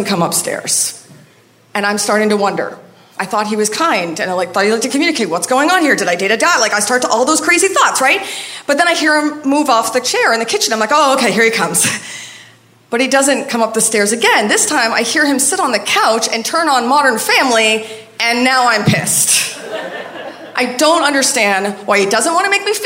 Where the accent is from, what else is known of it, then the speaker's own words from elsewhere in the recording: Maine, United States; moved away; everybody else in my hometown